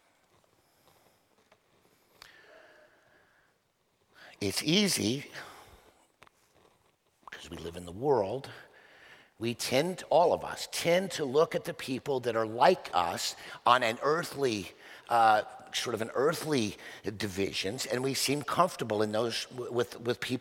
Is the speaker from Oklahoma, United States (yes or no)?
yes; Oklahoma, United States; moved away; I was born in Oklahoma